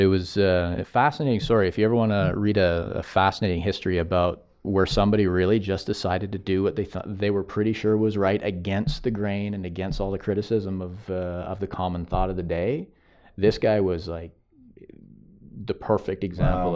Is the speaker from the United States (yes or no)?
yes; United States; as an American